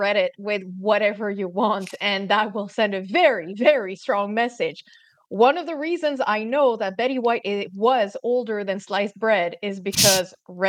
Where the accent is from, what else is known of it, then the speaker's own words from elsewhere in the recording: Hawaii, United States; also born or lived in Paris, France; now in Italy; So I'm originally from Paris, France, but I grew up in Hawaii, and currently I'm located in Italy.